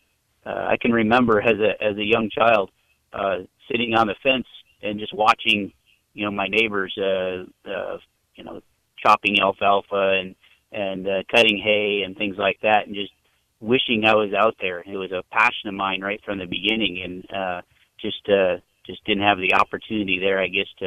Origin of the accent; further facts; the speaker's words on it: West Michigan, United States; now in Chowchilla, United States; I grew up in Michigan, kind of West Michigan area